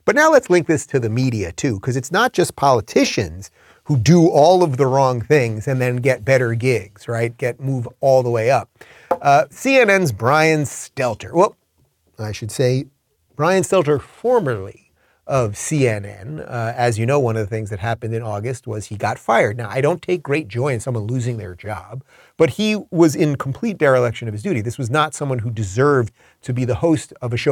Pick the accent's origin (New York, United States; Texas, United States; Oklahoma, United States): New York, United States; Long Island; I'm from Long Island